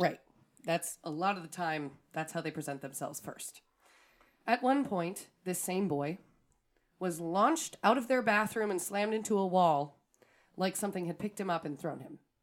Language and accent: English; Wisconsin, United States; we're from Wisconsin